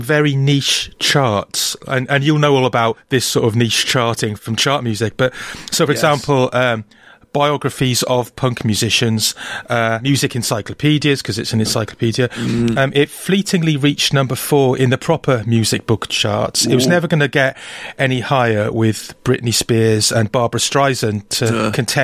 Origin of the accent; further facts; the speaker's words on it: Wales, United Kingdom; now in Brighton, United Kingdom; I, a Welshman